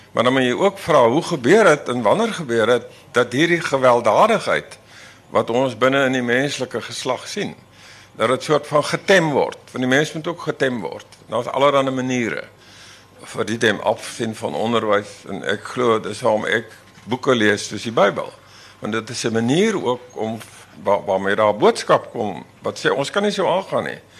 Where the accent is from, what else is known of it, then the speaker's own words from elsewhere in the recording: Laingsburg, Western Cape, South Africa; moved away; Ek kom van Lensburg, van Middelplaas. En ek daar was 12 kinders in matriek